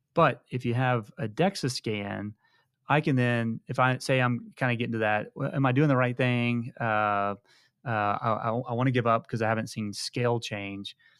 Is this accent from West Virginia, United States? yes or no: no; High Island, Texas, United States; moved away; I'm from High Island, Texas